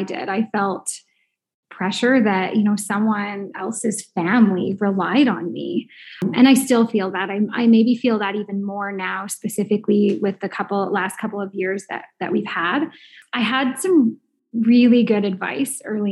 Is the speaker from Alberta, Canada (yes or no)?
yes; St. Albert, Alberta, Canada; I'm from St. Albert, Alberta